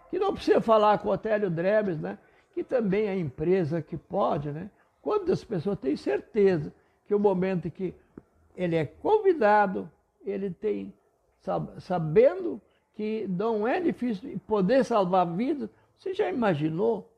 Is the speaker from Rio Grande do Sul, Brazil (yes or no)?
yes; Panambi, Rio Grande do Sul, Brazil; first language German; Portuguese is a second language